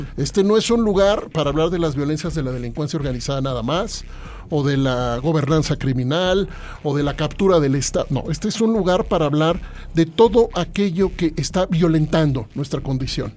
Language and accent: Spanish; Mexico City, Mexico; Yo soy chilango